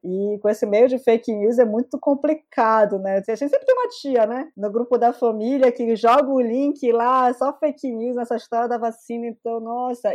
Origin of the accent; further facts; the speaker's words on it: Belém, Pará, Brazil; Eu sou nascida e criada aqui em Belém do Pará, né, numa região norte.